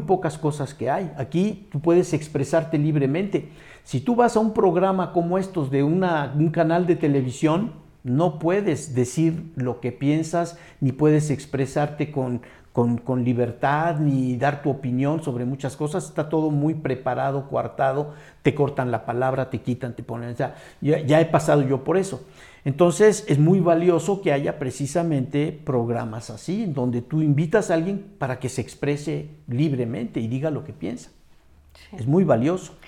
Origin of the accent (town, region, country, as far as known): Mexico